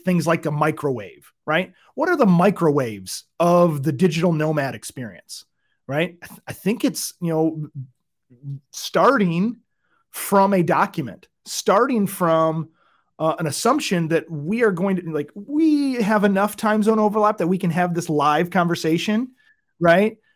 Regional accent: Michigan, United States; moved away; I'm from Michigan, uh, originally

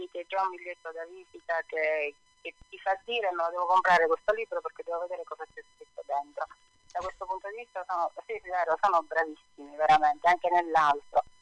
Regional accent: Sicily, Italy; io ambiento tutto in Sicilia perché è la mia terra

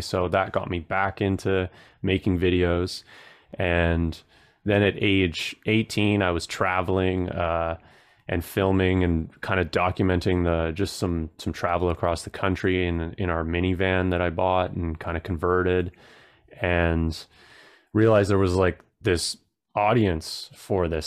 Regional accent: Protection Island, British Columbia, Canada; also born or lived in Tofino, Canada; now in Ontario, Canada; I grew up on an island, uh, that has, like, probably around three hundred people, and it's off of Vancouver Island. It's called Protection Island

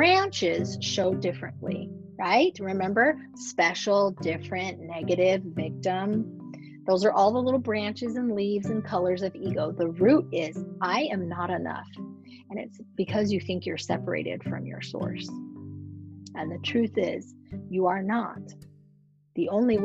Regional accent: Reno, Nevada, United States; moved away; I grew up in Reno

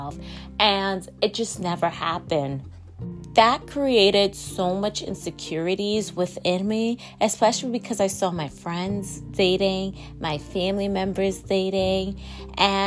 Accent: New York, United States; I am recording from my hometown, New York.

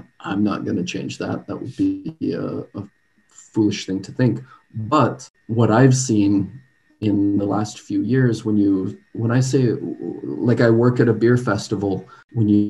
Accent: Colorado, United States; now in Ghent, Belgium; I grew up in Colorado

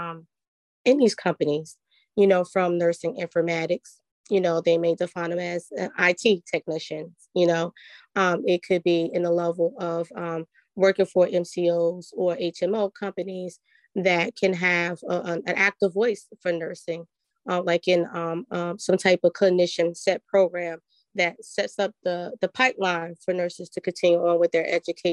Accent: New Jersey, United States; I'm from New Jersey

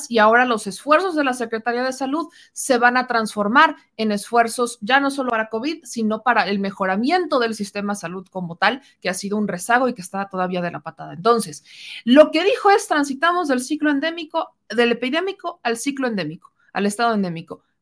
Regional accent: Mexico; Somos los mexicanos, así que vámonos organizando porque si no, esto no va a funcionar

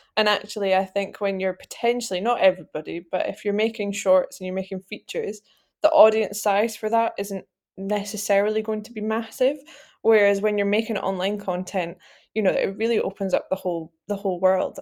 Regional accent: Edinburgh, Scotland, United Kingdom; I'm from Edinburgh. I was born here, I've tried to leave, failed

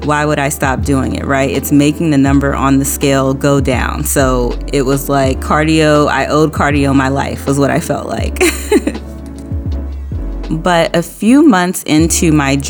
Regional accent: New Orleans, Louisiana, United States; moved away; I am from New Orleans, and I moved out of state when I was younger

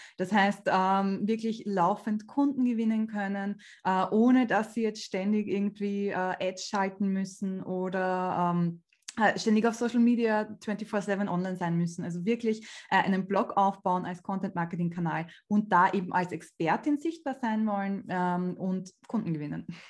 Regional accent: Austria; bei uns in Österreich

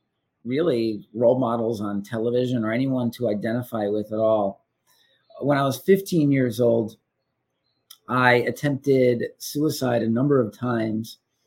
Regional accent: Wilmington, New York, United States; now in New York City, United States; I'm originally from the Adirondack Mountains. I'm from a town outside of Lake Placid, New York, called Wilmington, New York, home of Whiteface Mountain. Population 1,100. My mom and dad had a fly fishing motel on the Ossable River.

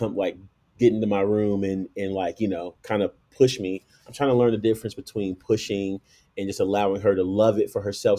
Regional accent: Chicago, Illinois, United States; now in Colorado Springs, United States; I was born and raised in Chicago

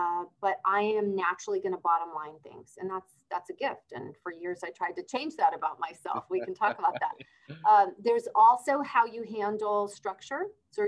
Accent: Argentina; also born or lived in Brazil; But I was born in Argentina. And then we moved around a little bit in Argentina. And then I moved to Brazil.

